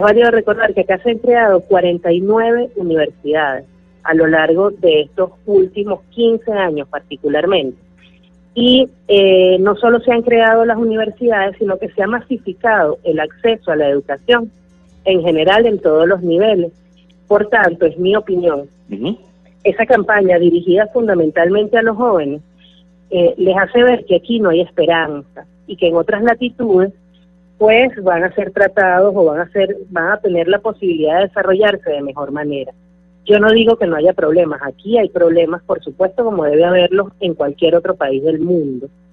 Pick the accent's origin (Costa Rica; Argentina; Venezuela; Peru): Venezuela